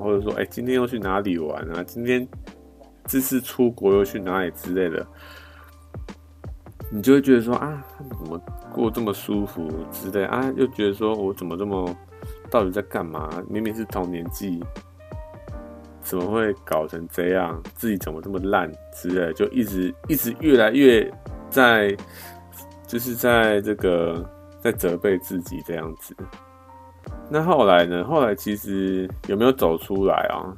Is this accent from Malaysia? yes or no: no; Taiwan; 我们台湾